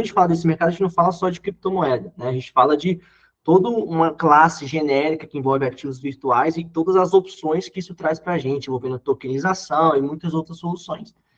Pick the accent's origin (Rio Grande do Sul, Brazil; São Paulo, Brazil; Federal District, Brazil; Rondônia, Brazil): Federal District, Brazil; Brasília; eu sou de Brasília, sou natural aqui de Brasília